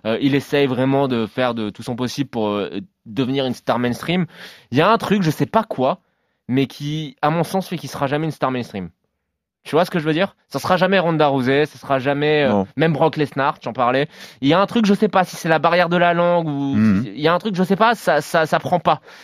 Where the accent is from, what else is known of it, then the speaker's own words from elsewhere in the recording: France; chez nous en France